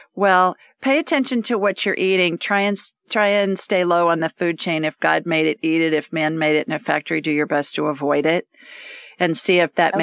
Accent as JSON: {"language": "English", "town": "Columbus", "region": "Ohio", "country": "United States", "tie": "born or raised there", "said": "I grew up in central Ohio in Columbus"}